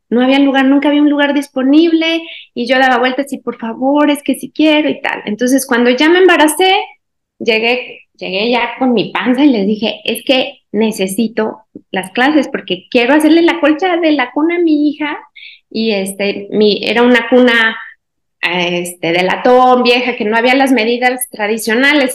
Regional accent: Guanajuato, Mexico; soy mexicana, soy de Guanajuato, es un pueblito, bueno, casi ciudad

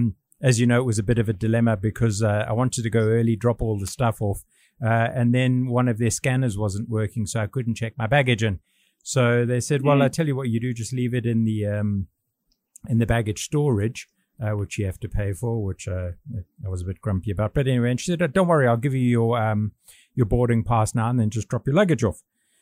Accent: United Kingdom; now in Hong Kong; And when I travel anywhere else in the world, I travel on my British passport. Obviously, being British, I'm entitled to do that.

